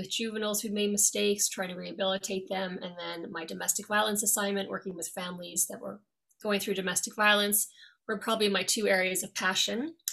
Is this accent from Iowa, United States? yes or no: no; New York, United States; also born or lived in Dublin, Ireland; I've been living here since 1999. And uh, originally, I'm from New York. I was born there, um, grew up there for most of my life. However, ages 8 to 16, I actually lived in Dublin, Ireland.